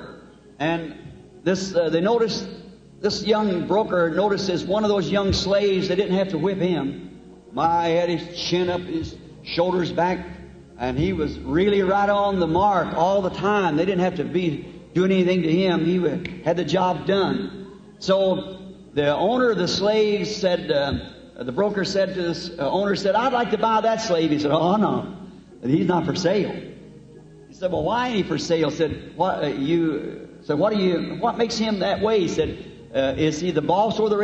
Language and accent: English; United States; I'm American